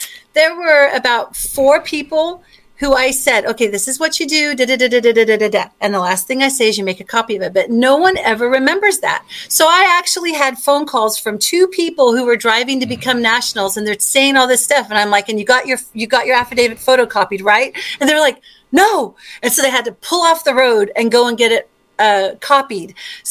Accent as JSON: {"language": "English", "country": "South Africa", "tie": "born there", "said": "And he's a U.S. national, but I'm not. He right. was born in Australia. I was born in South Africa."}